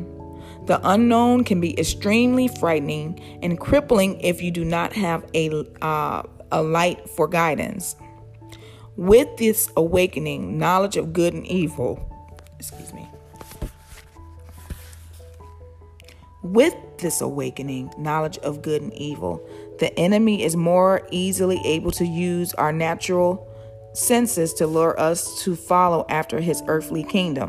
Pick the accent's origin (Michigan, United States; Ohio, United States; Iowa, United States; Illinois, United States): Illinois, United States; outside of Chicago; Growing up outside of Chicago